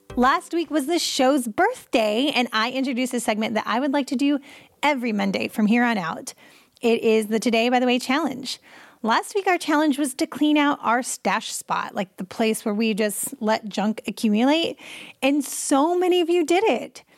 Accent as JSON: {"language": "English", "country": "United States", "said": "I'm American"}